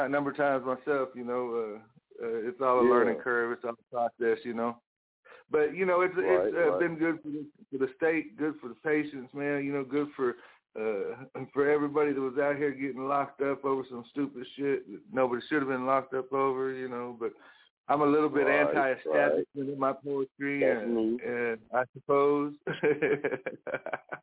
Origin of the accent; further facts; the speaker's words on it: Muskogee, Oklahoma, United States; I'm from Muskogee. I grew up here, born and raised here, grew up on the south side